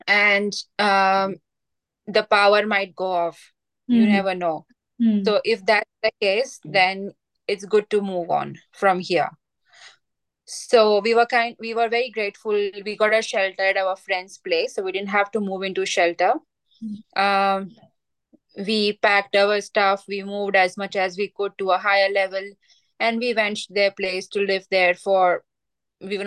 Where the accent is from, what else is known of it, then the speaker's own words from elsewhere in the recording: Gujarat, India; moved away as an adult; also born or lived in Greater Shepparton, Victoria, Australia; now in Mooroopna, Australia; I am from India, western state of India. It's called Gujarat.